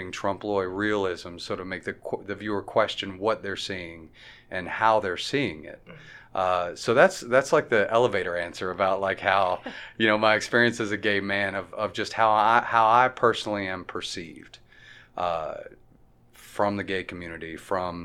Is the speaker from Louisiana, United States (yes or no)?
yes; Sulphur, Louisiana, United States; also born or lived in New York / New Jersey; now in Fayetteville, United States; I'm from Sulphur, Louisiana, and spent 20 years out in New York and New Jersey on the East Coast